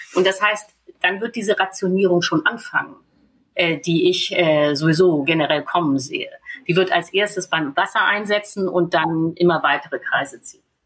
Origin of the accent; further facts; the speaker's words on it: Germany; wir als Deutsche